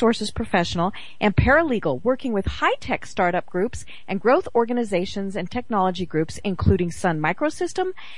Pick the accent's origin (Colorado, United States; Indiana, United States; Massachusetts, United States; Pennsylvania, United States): Colorado, United States; Walden; now in Georgia, United States; I am from Walden, Colorado